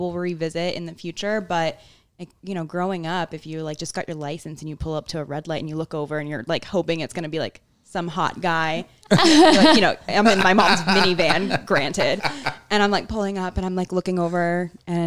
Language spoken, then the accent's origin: English; Sarasota, Florida, United States; now in St. Petersburg, United States; Florida native. I've lived here my entire life, but I grew up in Sarasota